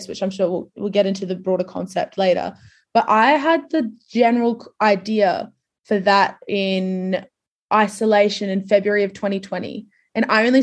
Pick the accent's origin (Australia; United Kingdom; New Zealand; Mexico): Australia; Adelaide, South Australia; I grew up in Adelaide, like, which is much, much smaller than Sydney.